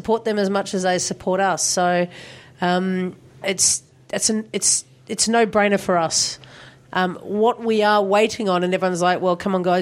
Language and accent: English; Australia; us as Australian consumers